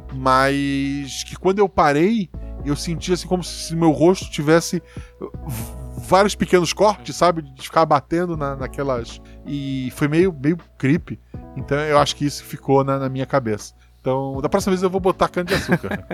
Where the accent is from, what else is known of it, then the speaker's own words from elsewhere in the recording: Florianópolis, Santa Catarina, Brazil; onde eu nasci, em Floripa, o pai morava assim, no alto do morro